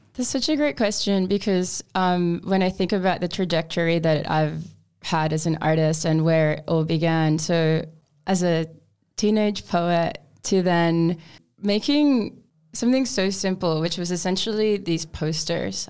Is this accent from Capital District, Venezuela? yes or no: no; Mérida, Venezuela; now in Australia; back in my home country of Venezuela. I was born in Merida, which is a stunning city located in a valley in the Andes mountain range. And I grew up with Uh, my mom, my uncle, my grandparents.